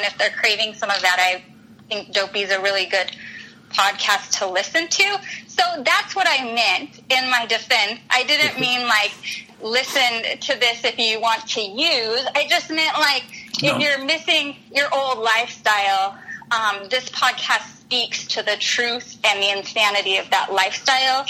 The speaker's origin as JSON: {"language": "English", "region": "Utah", "country": "United States", "tie": "born or raised there", "moved": "yes", "lives_now": "Scottsdale, United States", "said": "I grew up in Utah"}